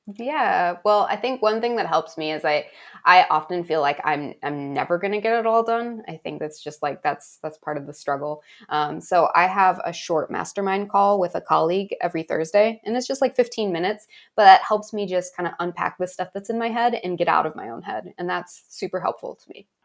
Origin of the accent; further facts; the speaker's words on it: Tuba City, Arizona, United States; I grew up in Tuba City